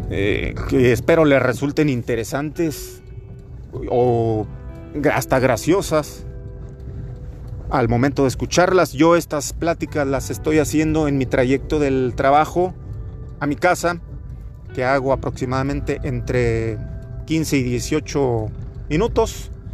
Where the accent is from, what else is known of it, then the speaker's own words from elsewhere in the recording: Torreón, Coahuila, Mexico; soy de Torreón, Coahuila